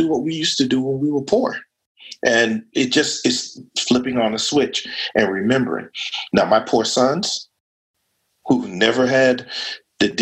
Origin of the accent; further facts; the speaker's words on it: United States; I was born black in America.